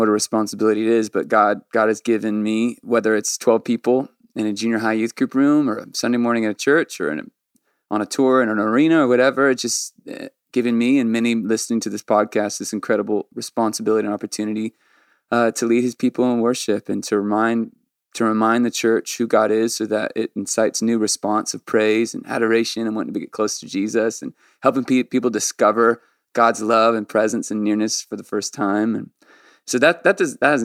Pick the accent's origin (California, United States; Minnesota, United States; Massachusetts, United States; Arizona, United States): California, United States; Orange County, San Diego; when we moved from Orange County to San Diego when I was 12